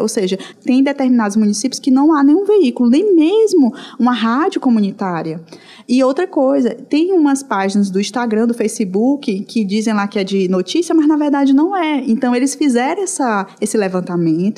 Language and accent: Portuguese; Piauí, Brazil; o Piauí, de onde eu sou